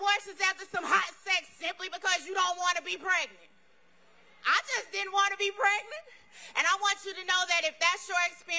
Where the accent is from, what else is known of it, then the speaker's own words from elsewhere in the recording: Texas, United States; As a Texan, as a mama who's had several abortions